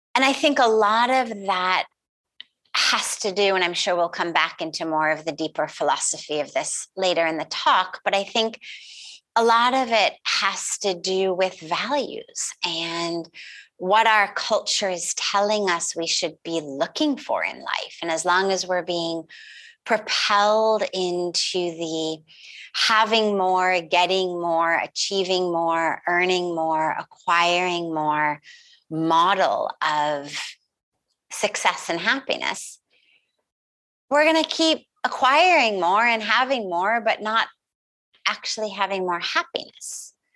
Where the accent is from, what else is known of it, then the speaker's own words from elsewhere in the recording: Los Angeles, California, United States; I grew up in California, in Los Angeles, quite literally in Hollywood or the Hollywood Hills